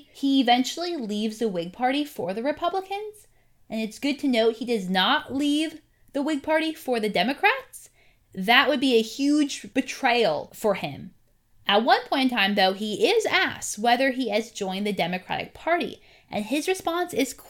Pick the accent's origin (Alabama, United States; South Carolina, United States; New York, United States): South Carolina, United States; born there; And I can say that because, you know, I was born in South Carolina.